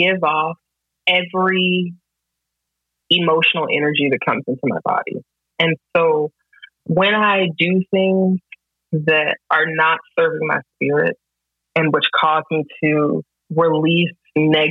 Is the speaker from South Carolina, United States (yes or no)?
no; Greensboro, North Carolina, United States; I'm from Greensboro